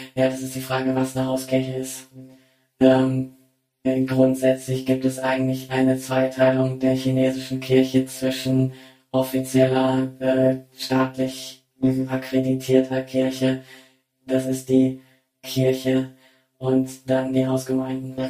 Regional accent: Germany; moved away as an adult; now in China; ich bin ja als, äh, Deutsche

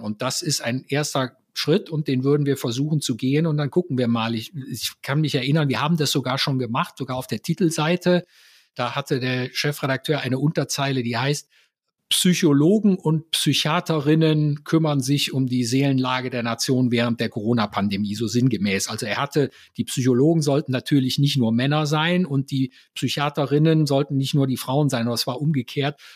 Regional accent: Mönchengladbach, North Rhine-Westphalia, Germany; bei uns in Mönchengladbach

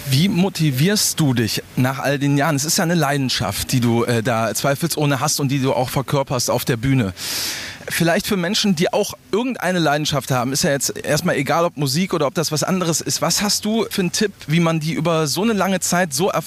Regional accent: Upper Franconia, Bavaria, Germany; Aus Bayern, aus Oberfranken.

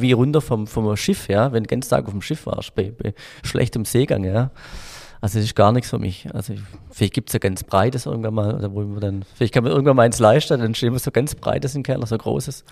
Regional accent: Frankenberg, Germany; ich bin auf dem Dorf äh, groß geworden in Frankenberg

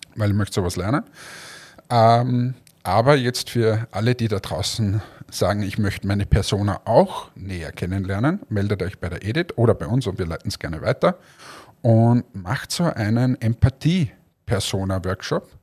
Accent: Austria; wir fühlen uns ja immer als der kleine Bruder von Deutschland, wir sind ja immer die Kleinen

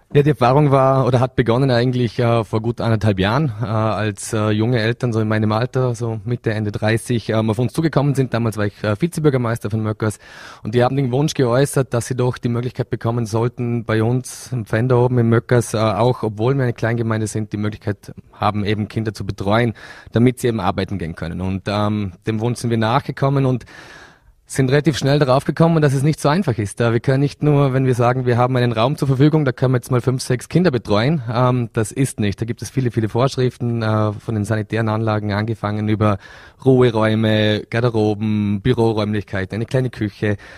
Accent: Vorarlberg, Austria; bei uns in äh, Vorarlberg

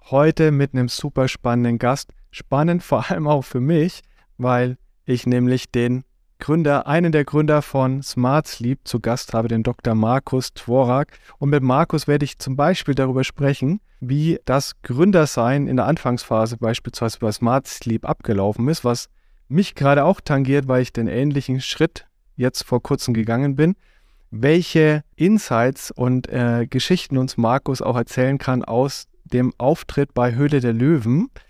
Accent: Düsseldorf, North Rhine-Westphalia, Germany; born or raised there; moved away; also born or lived in United States

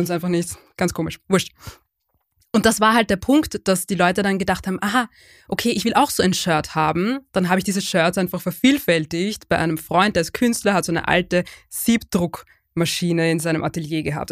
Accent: Lower Austria, Austria; also born or lived in Vienna; wir sind nicht nur in Wien aufgewachsen, wir sind in Niederösterreich aufgewachsen

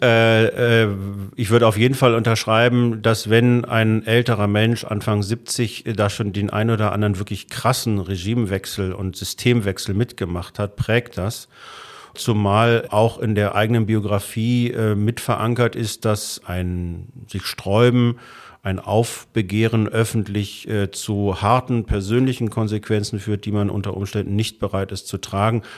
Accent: Germany; als Deutscher

